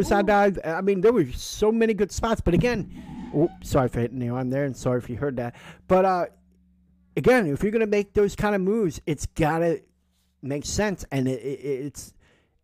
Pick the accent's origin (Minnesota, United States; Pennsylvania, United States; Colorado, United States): Pennsylvania, United States; Philadelphia; we're from the Philly area